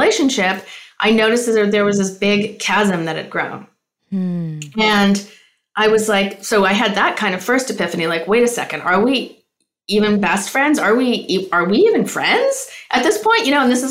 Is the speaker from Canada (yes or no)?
yes; Canada; now in Los Angeles, United States; I'm a Canadian living in Los Angeles and Venice Beach, actually.